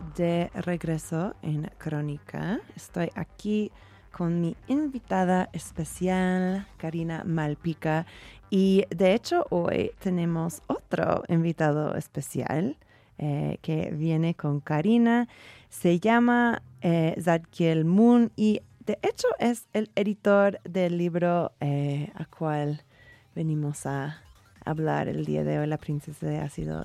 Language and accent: Spanish; United States; moved away; yo siendo gringa